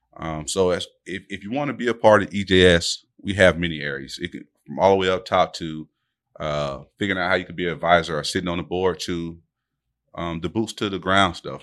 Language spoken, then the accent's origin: English; Delray Beach, Florida, United States; born and raised in Delray. You know, we both went off to go to school and came back home.